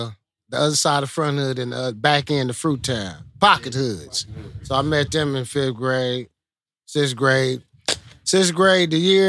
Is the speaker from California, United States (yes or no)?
yes; Compton, California, United States; I'm from Compton.